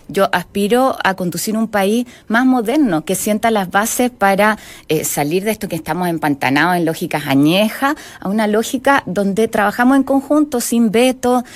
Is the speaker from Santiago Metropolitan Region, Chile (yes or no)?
no; Magallanes and Chilean Antarctica, Chile; yo soy magallánica, soy porfiada, tengo el gen croata